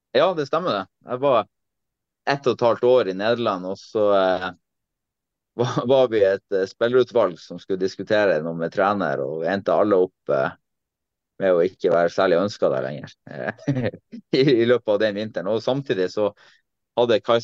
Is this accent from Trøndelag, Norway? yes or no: no; Tromsø, Troms, Norway; moved away as an adult; also born or lived in Netherlands / Germany; Jeg kom hjem, jeg kom hjem til Tromsø 27.